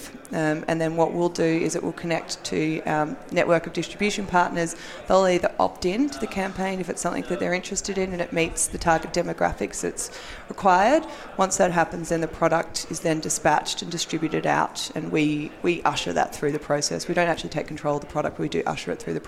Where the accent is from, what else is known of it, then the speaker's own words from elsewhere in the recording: Australia; accent: Australian; moved away as an adult; now in United States; I'm Australian. And so we were doing this in Australia for a year before we moved over here